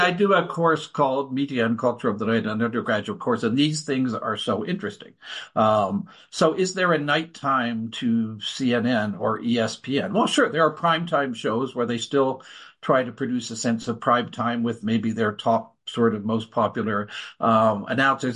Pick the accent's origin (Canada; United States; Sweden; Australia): Canada; as a Canadian